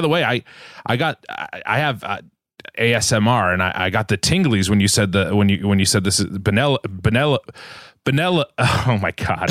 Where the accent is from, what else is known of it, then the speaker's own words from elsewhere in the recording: Massachusetts, United States; moved away as an adult; also born or lived in Los Angeles; I grew up in New England, in Massachusetts, uh, in this house here that I'm in right now